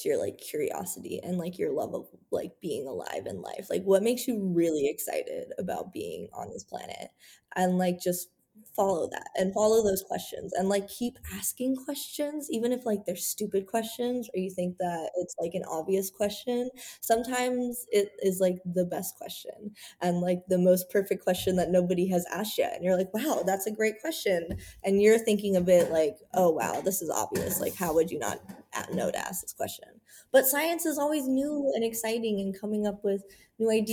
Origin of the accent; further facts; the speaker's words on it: Missouri, United States; I grew up in Missouri, so I had lakes and rivers